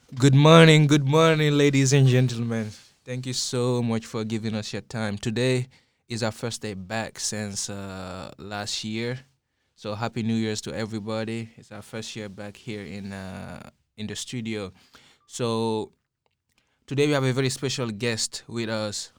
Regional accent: Guinea; moved away; growing up in Guinea

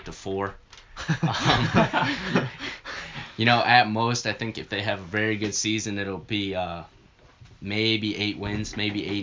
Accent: Ohio, United States; also born or lived in Kansas; We moved back to Ohio when I was, I think, three years old.

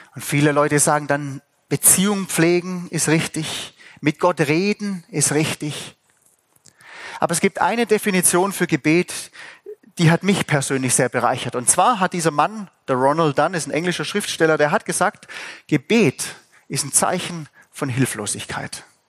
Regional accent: Swabia, Germany; ich bin Schwabe.

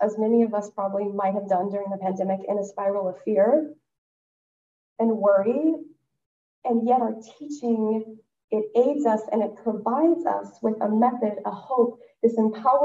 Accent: West Texas, United States; I am from West Texas

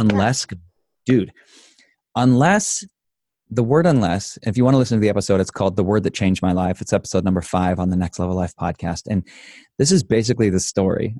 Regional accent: Idaho, United States; I grew up in Idaho.

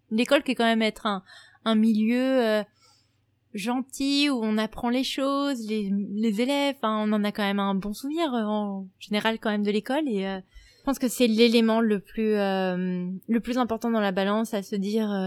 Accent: United States; même en tant qu'américaine aujourd'hui, bah j'ai honte, j'ai honte de ce pays

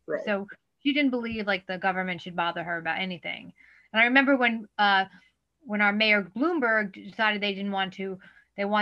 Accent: New York City, New York, United States; I'm a born and bred native New Yorker.

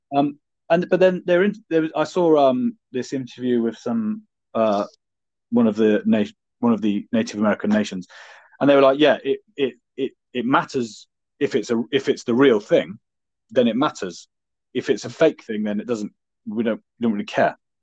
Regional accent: Devon, South West England, United Kingdom; I'm from Devon

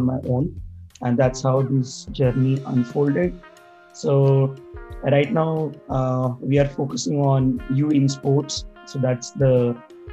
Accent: India; now in Canada; currently I'm based out of Canada, but originally I'm from India.

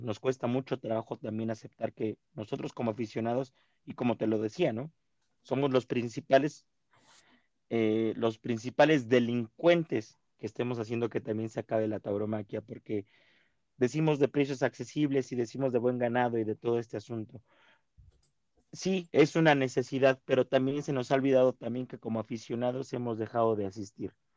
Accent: Mexico

